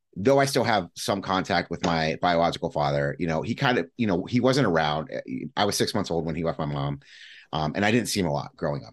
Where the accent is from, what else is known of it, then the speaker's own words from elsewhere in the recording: Midwest, United States; also born or lived in Cleveland, Ohio; I'm a Midwesterner and I, have been here for a good chunk of my life